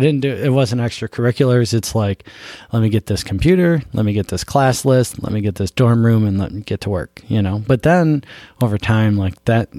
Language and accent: English; Buffalo, New York, United States; moved away; also born or lived in Vermont; I grew up in Buffalo